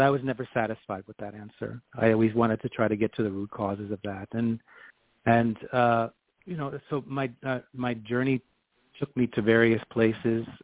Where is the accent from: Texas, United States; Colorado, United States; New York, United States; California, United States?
New York, United States; New York City; moved away as an adult; now in Washington, D.C., United States; my roots growing up in Queens, New York